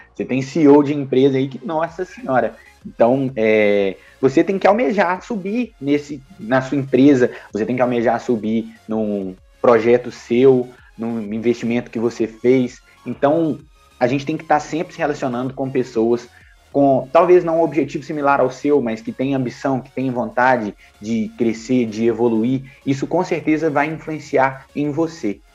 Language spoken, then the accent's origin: Portuguese; Minas Gerais, Brazil; eu sou de Minas Gerais